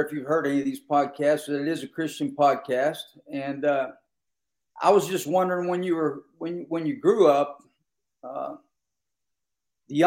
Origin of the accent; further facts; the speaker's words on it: Western Pennsylvania, United States; I grew up in Western Pennsylvania